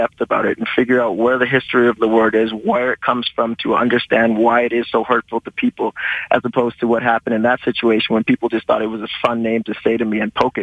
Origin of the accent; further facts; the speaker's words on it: Calgary, Alberta, Canada; I was born and raised in Calgary.